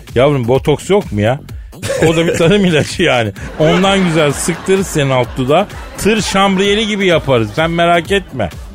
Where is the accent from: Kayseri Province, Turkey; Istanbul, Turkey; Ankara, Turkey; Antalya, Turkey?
Istanbul, Turkey; Bir İstanbullu olarak